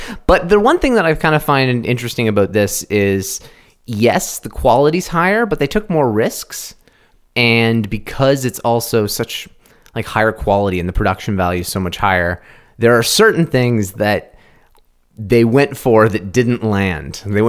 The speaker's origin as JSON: {"language": "English", "country": "Canada", "said": "we're Canadian?"}